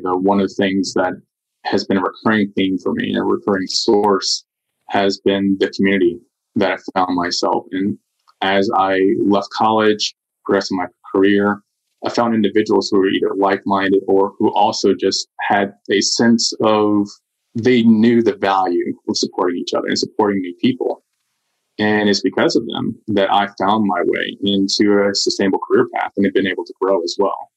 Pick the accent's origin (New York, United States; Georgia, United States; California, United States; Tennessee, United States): Georgia, United States; Southern DeKalb County; I grew up in Southern DeKalb County